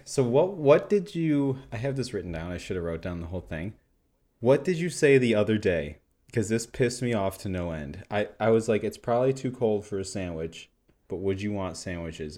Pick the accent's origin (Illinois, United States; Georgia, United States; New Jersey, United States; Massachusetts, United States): Illinois, United States; Chicago; I grew up around Chicago